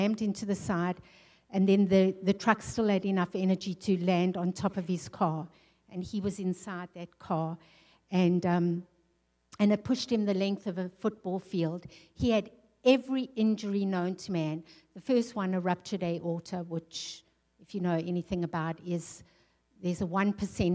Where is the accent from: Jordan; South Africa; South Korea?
South Africa; also born or lived in England; now in North Dakota, United States; I'm a South African girl. I grew up in the sunshine. I grew up in the tropics.